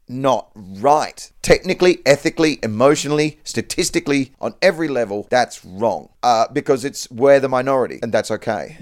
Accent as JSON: {"language": "English", "town": "Perth", "region": "Western Australia", "country": "Australia", "tie": "born or raised there", "said": "I was raised in Perth, Western Australia"}